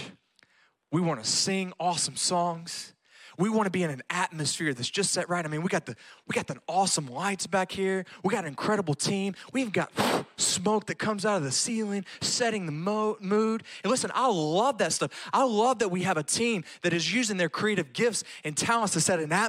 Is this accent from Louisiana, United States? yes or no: yes; Louisiana, United States; moved away as an adult; now in Graham, Texas, United States; I grew up in the Louisiana school system